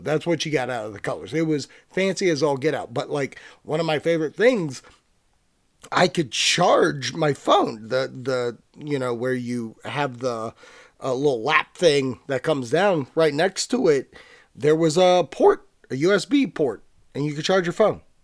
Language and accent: English; Virginia, United States; So I'm from Virginia. I live in Virginia